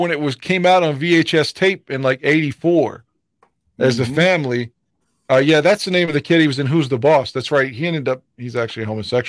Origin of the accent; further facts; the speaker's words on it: West Virginia, United States; we didn't have a lot of TV options in the early 80s growing up in West Virginia.